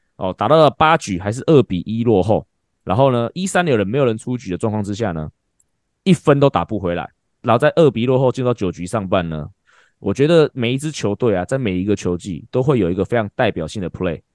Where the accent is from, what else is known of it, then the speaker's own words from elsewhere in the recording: Taiwan; 我们台湾人